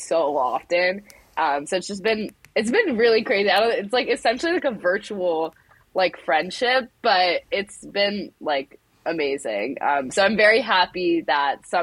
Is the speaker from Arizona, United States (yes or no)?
yes; Phoenix, Arizona, United States; I'm from Phoenix, Arizona, like suburb of Phoenix